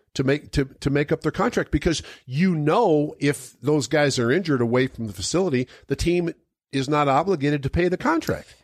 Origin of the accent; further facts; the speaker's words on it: Denver, Colorado, United States; I grew up in Denver